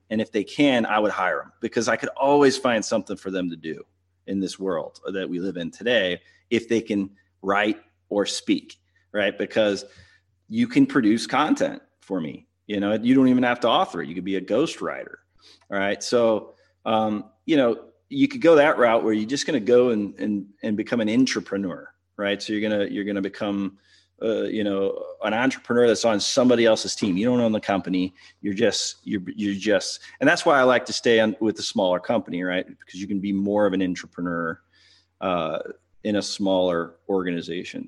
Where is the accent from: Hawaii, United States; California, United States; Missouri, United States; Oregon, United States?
Missouri, United States; St. Louis; I'm from Saint Louis